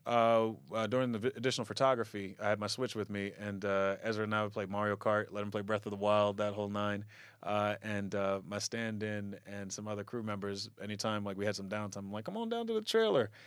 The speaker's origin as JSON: {"language": "English", "town": "Lawnside", "region": "New Jersey", "country": "United States", "tie": "born or raised there", "also_born_or_lived": "Baltimore, Maryland / Camden, New Jersey", "said": "my family moved back to where they were originally from, Lawnside. And that's where I spent most of the years growing up"}